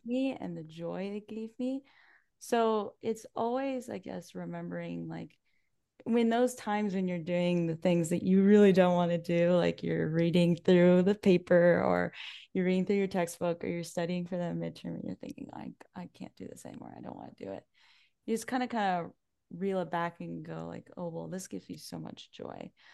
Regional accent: Salisbury, New Brunswick, Canada; I grew up right here in Salisbury.

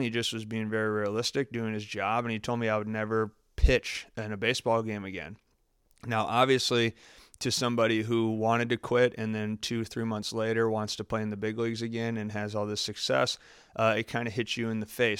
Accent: Farmington, Michigan, United States; also born or lived in Columbus, Ohio; I grew up, I grew up in Michigan, Farmington, Michigan is where I grew up.

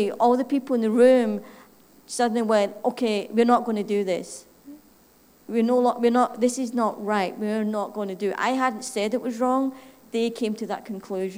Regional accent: Scotland, United Kingdom; accent: Scottish; moved away; My funny accent, in case somebody wants to figure out, is Scottish

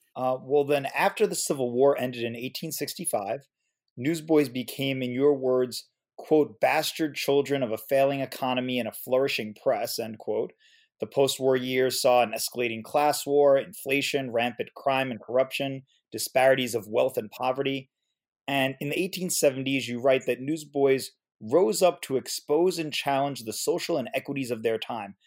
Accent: New York City, New York, United States; in my hometown, Queens in New York City

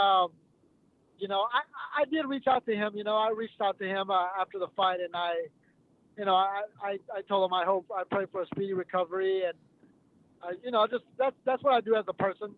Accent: Texas, United States; because I'm from Texas

